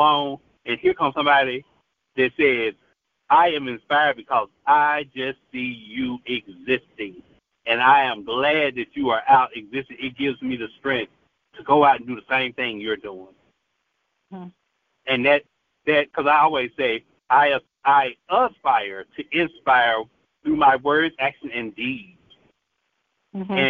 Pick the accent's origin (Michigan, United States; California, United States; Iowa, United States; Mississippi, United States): Mississippi, United States; Tupelo; now in Memphis, United States; I come from Tupelo, Mississippi